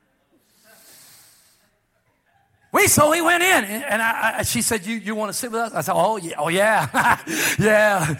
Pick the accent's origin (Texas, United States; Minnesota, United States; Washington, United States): Texas, United States; also born or lived in California; I was from Texas, I was born in Texas, but I had been preaching in California for a long time.